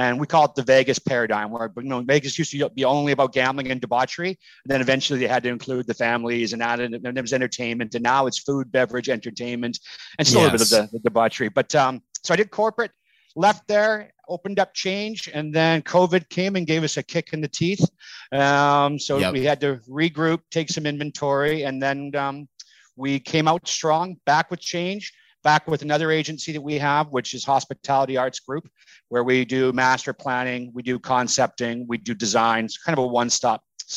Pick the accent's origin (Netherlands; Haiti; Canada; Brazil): Canada; I'm Canadian